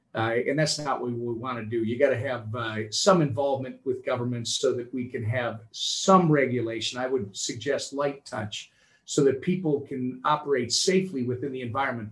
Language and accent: English; Minnesota, United States; here in my home state of Minnesota